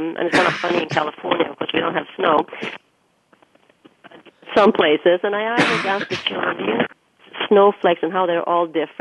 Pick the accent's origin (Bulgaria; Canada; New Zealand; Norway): Norway; moved away as an adult; now in United States; when I was growing up in Norway